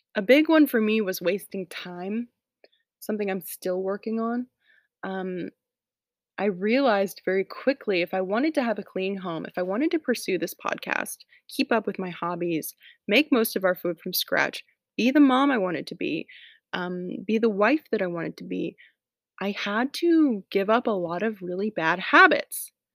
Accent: Atlanta, Georgia, United States; moved away as an adult; now in Tennessee, United States; I'm from Atlanta, don't live there anymore, I live in Tennessee now

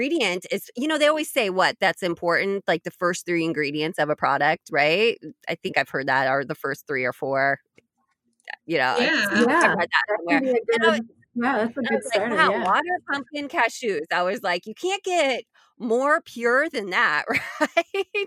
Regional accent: Indiana, United States; I grew up in Indiana

